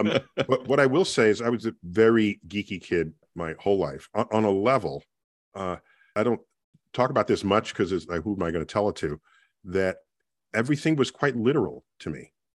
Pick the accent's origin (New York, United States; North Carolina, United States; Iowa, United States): New York, United States; New York City; growing up in the Bronx